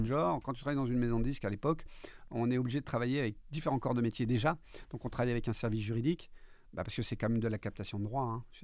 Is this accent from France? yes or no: yes; Corsica, France; Comme on dit chez nous en Corse